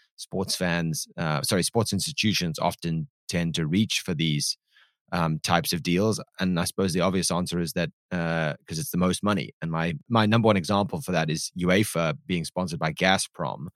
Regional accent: South Africa; I am South African

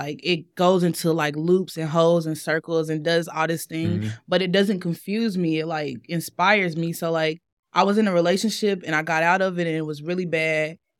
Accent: East Spencer, North Carolina, United States; I'm from East Spencer, North Carolina, but I tell people Salisbury

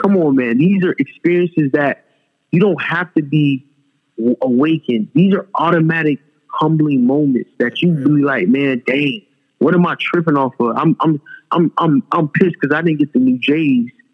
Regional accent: Fort Lauderdale, Florida, United States; also born or lived in Dubai; I'm from South Florida. I was born in Fort Lauderdale, Broward County.

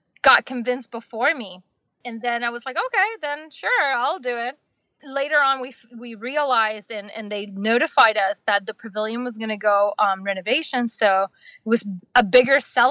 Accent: Miami, Florida, United States; moved away as an adult; now in California, United States; we are, you know, Miamians

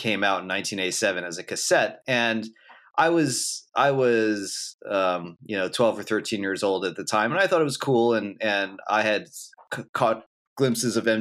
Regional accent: Philadelphia, Pennsylvania, United States; I grew up in Philadelphia

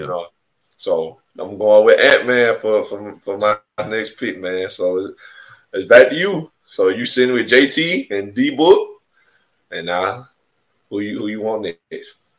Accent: Alabama, United States; I'm from Alabama. We from Alabama

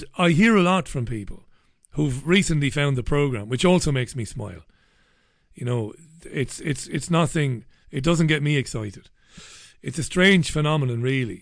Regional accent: Ireland; I'm Irish

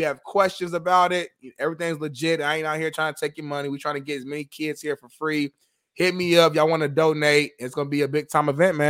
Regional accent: Indianapolis, Indiana, United States; moved away; back in my hometown, Indianapolis, Indiana

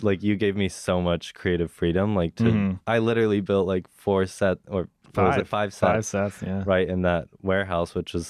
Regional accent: Dallas, Texas, United States; moved away; So, I'm from Dallas, Texas.

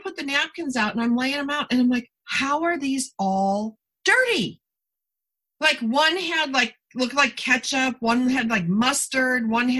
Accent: Niagara Falls, New York, United States; now in Southern California, United States; I came from Niagara Falls area where there's tons of water. Like, it's not like, you know, and I do live in the Southern California desert where we did have water rationing for years

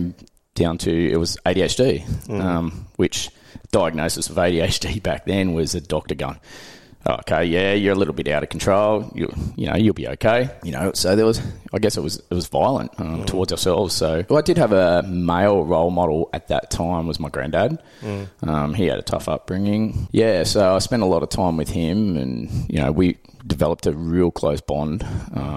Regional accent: Sydney, New South Wales, Australia; I was born in Blacktown down in Sydney, Western Sydney suburb, so always, you know, proud to call myself a house-o boy, housing commission

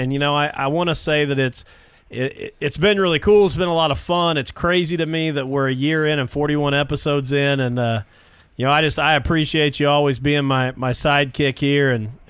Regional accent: Jennings County, Indiana, United States; obviously I'm from the Jennings County area.

